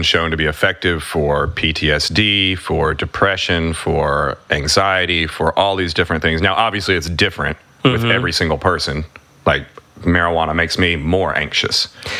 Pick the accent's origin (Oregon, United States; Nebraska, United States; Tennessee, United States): Tennessee, United States; Springfield; I grew up in Springfield, Tennessee.